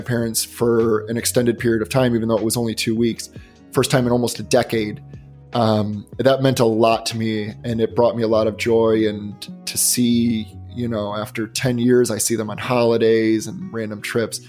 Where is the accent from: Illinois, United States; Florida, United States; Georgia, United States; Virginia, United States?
Illinois, United States; Chicago; also born or lived in Boston; now in Los Angeles, United States; I live in Los Angeles, and I grew up in the Chicagoland area.